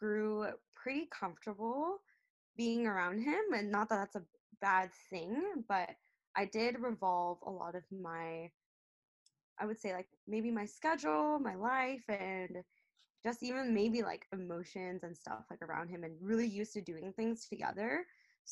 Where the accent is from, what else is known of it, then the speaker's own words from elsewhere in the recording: Seattle, Washington, United States; moved away as an adult; now in Vancouver, Canada; I'm actually from Seattle, Washington, and I spent most of my life there. So Seattle native